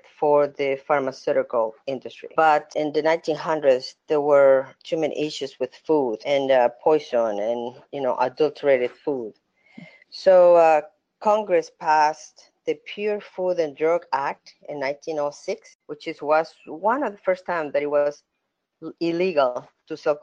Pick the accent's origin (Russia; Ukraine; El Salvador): El Salvador; moved away as an adult; now in United States; I am originally from El Salvador, so I started over there. When I came to the States in the 90s